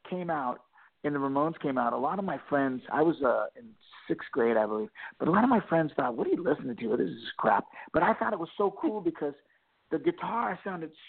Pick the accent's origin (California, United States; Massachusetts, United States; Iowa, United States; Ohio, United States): California, United States; Vista; But when I was really young, I lived with my mother in Vista, and, and things were pretty crappy there.